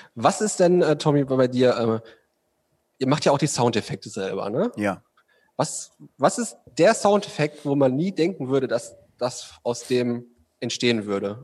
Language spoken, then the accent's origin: German; Ruhr area, North Rhine-Westphalia, Germany; ich komme eigentlich aus dem Ruhr, Ruhrpott